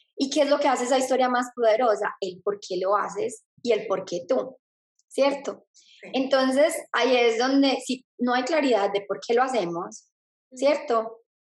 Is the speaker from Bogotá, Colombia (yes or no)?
no; Medellín, Antioquia, Colombia; moved away as an adult; now in Australia; soy de Medellín, Colombia y ahorita vivo en Australia